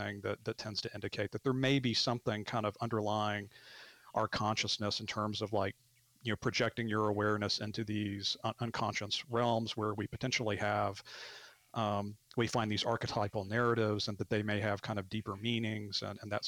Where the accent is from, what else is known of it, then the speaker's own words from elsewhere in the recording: Arkansas, United States; moved away as an adult; also born or lived in Bloomington, Indiana; I grew up in Arkansas and moved away for a long time and came back